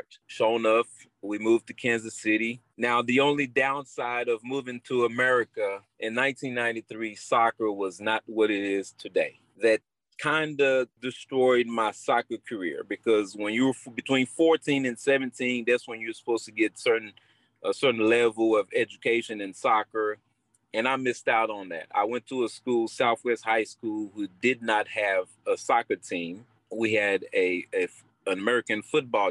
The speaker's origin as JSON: {"language": "English", "country": "Guadeloupe", "tie": "born or raised there", "said": "I was born in Guadeloupe of Haitian mother. I grew up in Guadeloupe playing soccer at a very young age."}